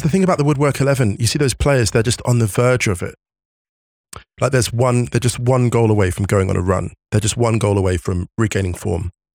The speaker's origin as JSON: {"language": "English", "town": "West Drayton", "region": "London", "country": "United Kingdom", "tie": "born or raised there", "said": "my hometown of West Drayton, my humble origins, in West Drayton, born and raised"}